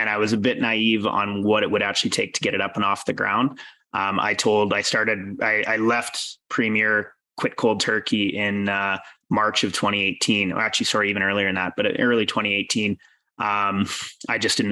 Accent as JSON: {"language": "English", "country": "Canada", "moved": "yes", "said": "I'm Canadian originally"}